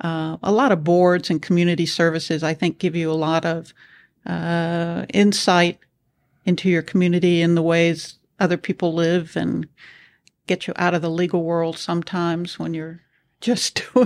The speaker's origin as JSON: {"language": "English", "region": "the South", "country": "United States", "tie": "born or raised there", "said": "especially growing up in the South, I had a way of communicating that was very deferential."}